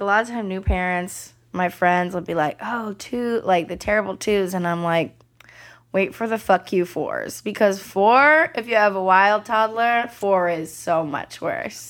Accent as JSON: {"language": "English", "area": "the Bay Area", "region": "California", "country": "United States", "tie": "born or raised there", "said": "In the Bay"}